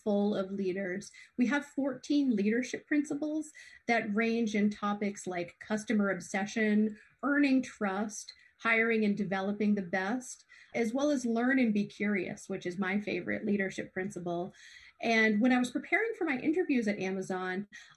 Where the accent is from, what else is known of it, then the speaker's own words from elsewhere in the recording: Hollis, Maine, United States; also born or lived in Lewiston, Maine; now in Wells, United States; I grew up in Hollis, Maine, went to Bonnie Eagle